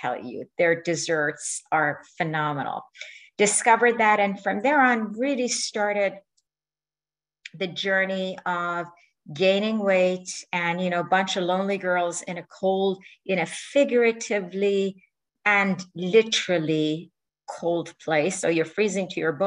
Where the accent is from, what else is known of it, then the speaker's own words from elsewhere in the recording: Iran; moved away; my home country, which is Iran